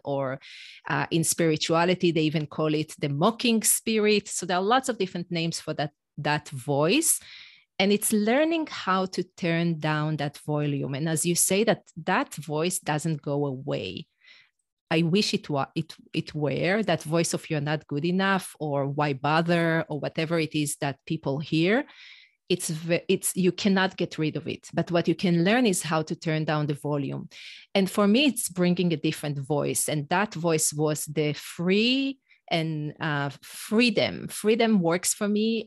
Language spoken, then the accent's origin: English; Israel; first language Hebrew; English is a second language; moved away as an adult; now in United States; an Israeli mom in the U S